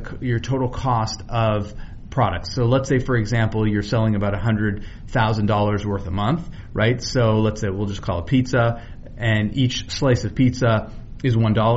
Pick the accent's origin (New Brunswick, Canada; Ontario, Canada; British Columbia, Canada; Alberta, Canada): British Columbia, Canada; Vancouver; I grew up in Vancouver